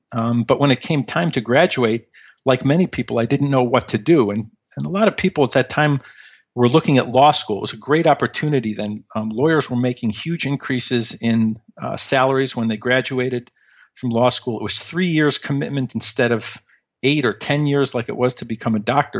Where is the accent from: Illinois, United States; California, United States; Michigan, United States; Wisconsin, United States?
Illinois, United States; Chicago; I grew up in Chicago